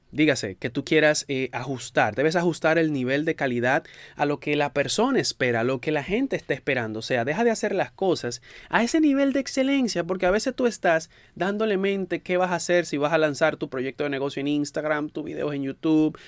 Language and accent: Spanish; Dominican Republic; en mi país, en República Dominicana